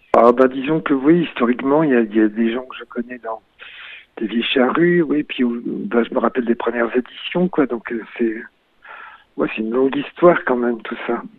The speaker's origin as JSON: {"language": "French", "town": "Brest", "region": "Brittany", "country": "France", "also_born_or_lived": "Réunion", "moved": "as an adult", "said": "je suis parti de Brest"}